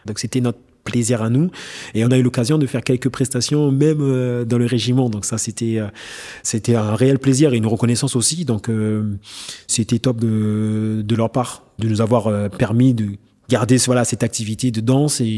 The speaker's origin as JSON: {"language": "French", "region": "French Guiana", "country": "France", "said": "je me suis dit, euh, ans avant, je viens de Guyane, je suis inconnu au bataillon."}